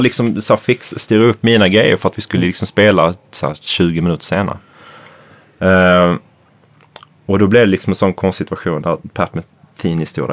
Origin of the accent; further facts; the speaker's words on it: Malmö, Skåne, Sweden; I Malmö, i Limhamn där jag växte upp